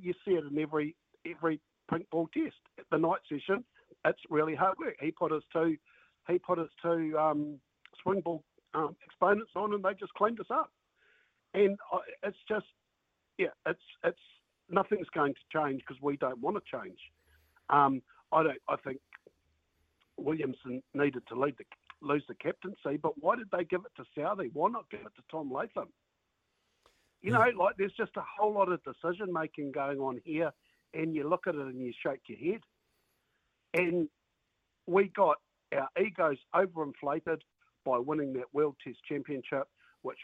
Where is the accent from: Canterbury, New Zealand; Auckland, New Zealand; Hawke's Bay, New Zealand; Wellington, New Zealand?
Hawke's Bay, New Zealand; now in Tutukaka, New Zealand; I grew up in Hawke's Bay